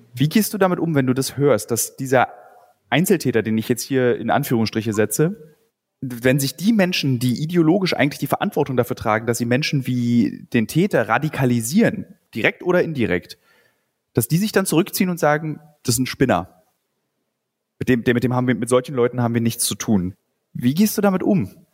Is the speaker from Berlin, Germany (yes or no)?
yes; Berlin, Germany; Ich bin ja Berliner.